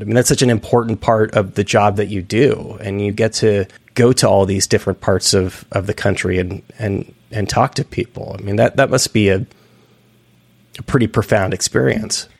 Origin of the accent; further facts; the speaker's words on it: outside of San Francisco, Northern California, United States; moved away; I'm from Northern California. I'm from outside of San Francisco initially